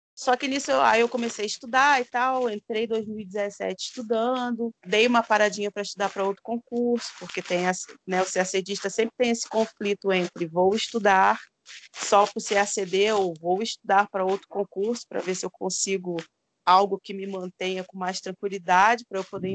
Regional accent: Rio de Janeiro, Brazil; moved away as an adult; now in Minas Gerais, Brazil; Eu venho da periferia do Rio de Janeiro

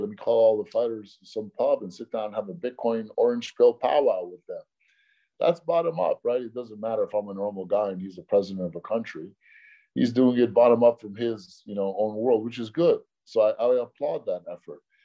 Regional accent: New York City, New York, United States; I grew up in New York City in Hell's Kitchen

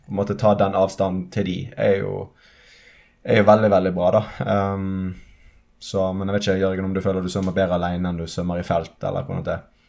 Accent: Western Norway, Norway; jeg er vestlending

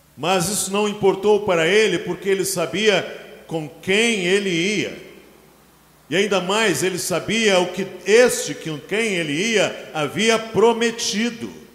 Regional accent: Brazil; Nós brasileiros somos formados na no romantismo do século XIX

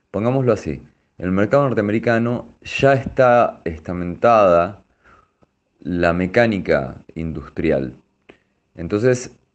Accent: Argentina; tenés una especie de, plus en, en, Francia siendo argentino, ¿no? O sea, sabés que ahí te van a mirar de otra manera, ah, bueno, esto es un artista argentino

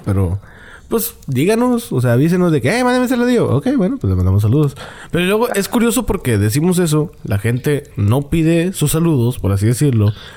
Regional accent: Monterrey, Nuevo León, Mexico; el Regio

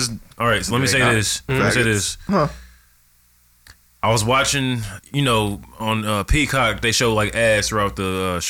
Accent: Midwest, United States

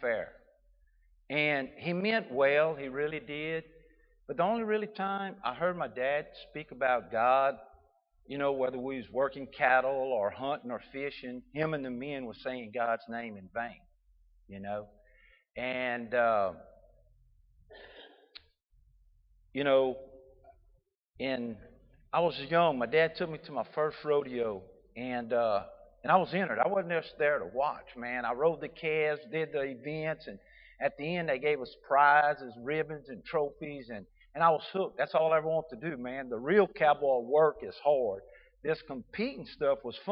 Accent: Southwest Louisiana, United States; I was raised in Southwest Louisiana.

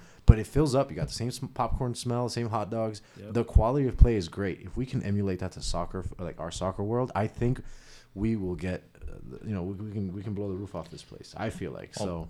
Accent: Miami, Florida, United States; moved away as an adult; now in South Bend, United States; I'm from Miami, moved here about 5 years ago.

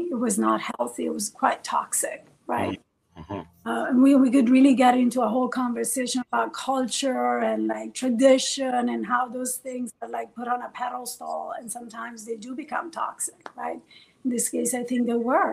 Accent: Bologna, Emilia-Romagna, Italy; first language Farsi; English is a second language; moved away as an adult; also born or lived in Iran / Washington, D.C.; now in New York, United States; Bologna, which is where I was raised in Italy.

